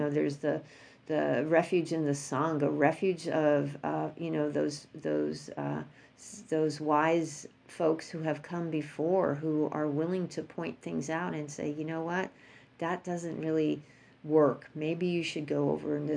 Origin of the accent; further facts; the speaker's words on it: New York, United States; moved away; I'm from New York.